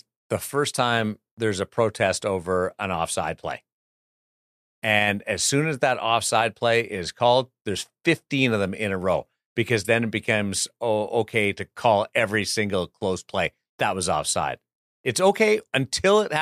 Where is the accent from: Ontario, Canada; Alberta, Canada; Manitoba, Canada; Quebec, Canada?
Manitoba, Canada; Brandon; my hometown of Brandon